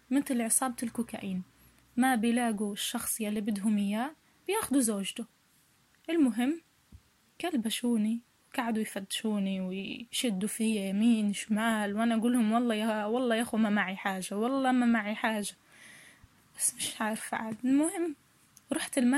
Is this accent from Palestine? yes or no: yes; Palestine; now in Belgium; إحنا عائلة فلسطينية تعرضنا لظلم كبير من قبل الحكومة البلجيكية